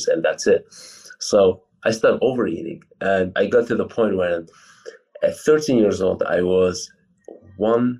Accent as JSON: {"language": "English", "country": "Poland", "tie": "born or raised there", "also_born_or_lived": "Iraq / California", "second_language": "English", "said": "I'm originally from Iraq. I moved to Poland where I was 7 years old. And I just like continued to live here"}